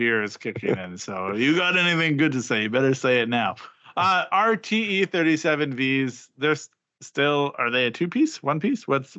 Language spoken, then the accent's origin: English; Regina, Saskatchewan, Canada; Regina, Saskatchewan, my hometown.